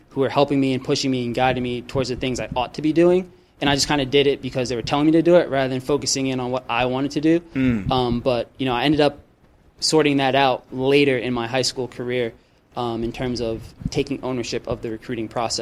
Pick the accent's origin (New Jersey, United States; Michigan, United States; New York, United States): New Jersey, United States; moved away as an adult; now in Sacramento, United States; growing up in New Jersey, things are a lot closer